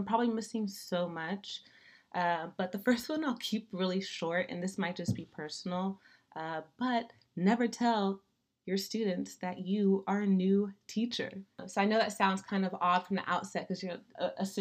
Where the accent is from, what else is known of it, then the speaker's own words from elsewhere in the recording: Daly City, California, United States; also born or lived in San Leandro, California; I grew up in Daly City, California